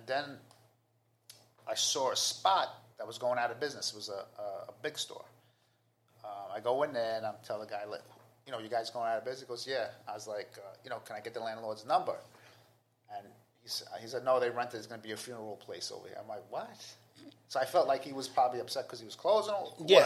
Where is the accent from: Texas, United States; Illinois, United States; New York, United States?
New York, United States; New York City; I'm from Queens